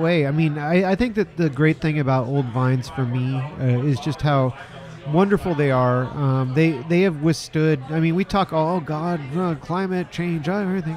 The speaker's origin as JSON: {"language": "English", "area": "Russian River Valley", "region": "California", "country": "United States", "tie": "born or raised there", "also_born_or_lived": "Petaluma, California", "said": "I grew up in Russian River Valley um, and then you know before I moved back to Petaluma"}